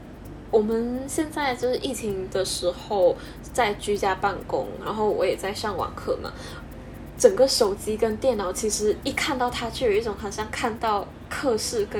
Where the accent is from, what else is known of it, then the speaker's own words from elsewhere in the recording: Malaysia; first language English; Chinese is a second language; 我是来自马来西亚，跟贾怡一样。